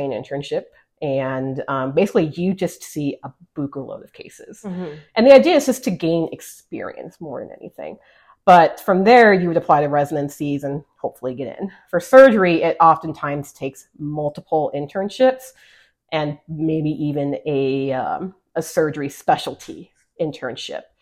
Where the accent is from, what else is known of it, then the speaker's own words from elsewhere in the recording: El Paso, Texas, United States; moved away as an adult; I grew up in Texas. I'm from El Paso originally, grew up in our regional community that we call home. And that was my home for well over 20 plus years.